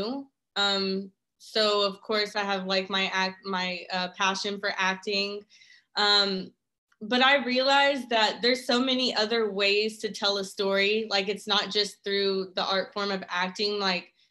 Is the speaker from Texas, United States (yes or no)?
yes; Dallas, Texas, United States; moved away as an adult; now in Atlanta, United States; I'm originally from Dallas, Texas, and I moved to Atlanta about a year and a half ago